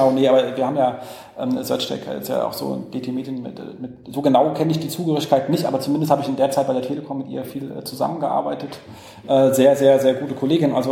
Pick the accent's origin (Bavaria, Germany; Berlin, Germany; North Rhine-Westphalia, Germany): Berlin, Germany; Also für uns als Berliner, Straßenreinigung.